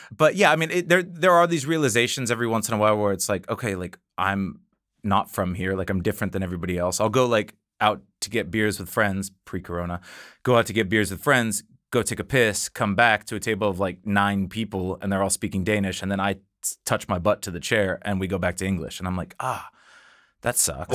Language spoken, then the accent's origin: English; Washington, United States; moved away as an adult; now in Copenhagen, Denmark; living on the west coast of North America